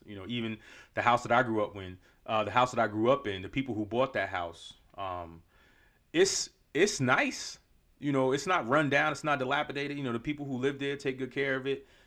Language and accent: English; New York, United States; moved away; my childhood growing up in New York